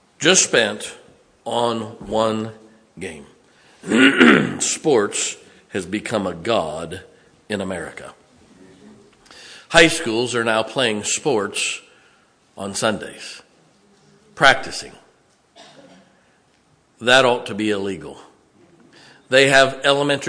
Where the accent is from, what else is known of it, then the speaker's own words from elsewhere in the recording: Canton, Ohio, United States; now in Pennsylvania, United States; I grew up in Canton, Ohio, the Hall of Fame city